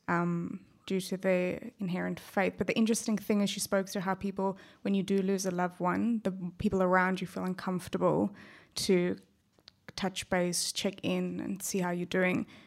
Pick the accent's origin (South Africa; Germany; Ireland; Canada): South Africa; accent: South African; also born or lived in Perth, Australia; now in Australia